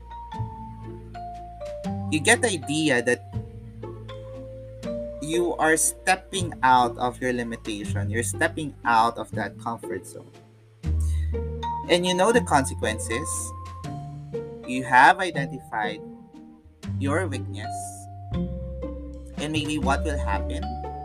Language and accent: English; Philippines; I'm a Filipino